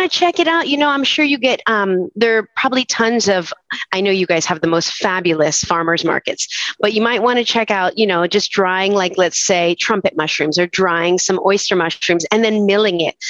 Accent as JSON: {"language": "English", "town": "Weston", "region": "Florida", "country": "United States", "tie": "born or raised there", "moved": "as an adult", "lives_now": "Gainesville, United States", "said": "I'm originally from Fort Lauderdale or what is known as Weston, as far west as you can go to the Everglades"}